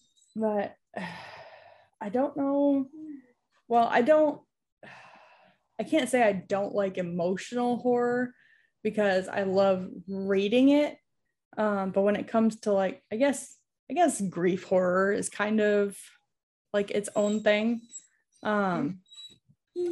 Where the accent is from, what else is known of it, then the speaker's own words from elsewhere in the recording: New York, United States; where I grew up in New York